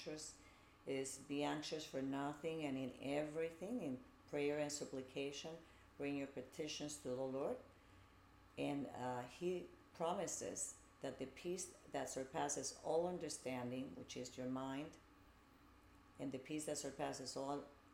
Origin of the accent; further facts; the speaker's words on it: Puerto Rico; moved away as an adult; also born or lived in Bronx, New York / New Jersey; now in United States; I grew up in Puerto Rico